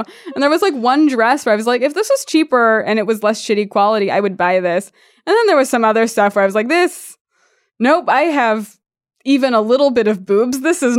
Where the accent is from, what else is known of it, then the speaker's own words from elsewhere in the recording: Santa Monica, California, United States; So I'm from Santa Monica. So it was like Beach Bros.